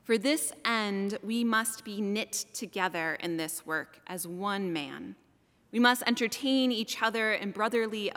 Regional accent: Salem, Massachusetts, United States; also born or lived in Colorado Springs, Colorado; I moved from Colorado Springs, where I would see the sun set behind the mountains, causing them to glow, knowing that that was God's country, to Salem, Massachusetts when I was 8 years old

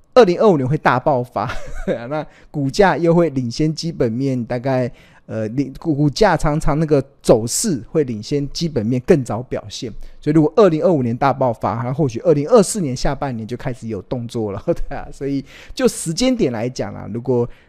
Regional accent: Taiwan; 我们身为台湾人

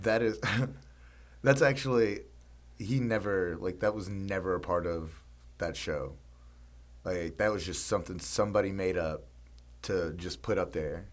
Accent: Mississippi, United States; now in New Orleans, United States; growing up in Mississippi

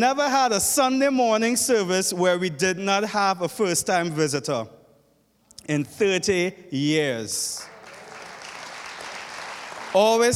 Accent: Trinidad & Tobago

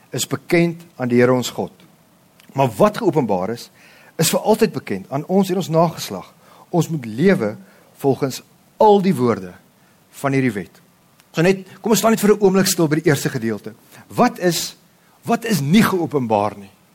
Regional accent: South Africa; ek my vrou, ons is volbloed Afrikaners

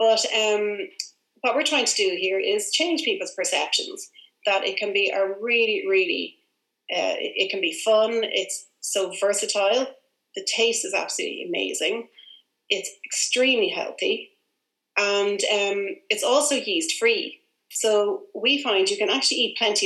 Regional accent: Dublin, Leinster, Ireland; we were very close to our grandparents growing up. I'm from Dublin.

